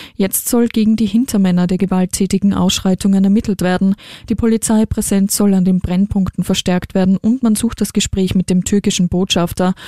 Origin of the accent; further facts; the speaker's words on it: Austria; Bei uns in Österreich